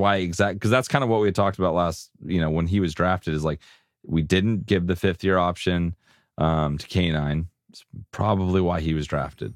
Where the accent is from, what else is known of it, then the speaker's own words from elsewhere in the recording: San Diego, California, United States; I'm from San Diego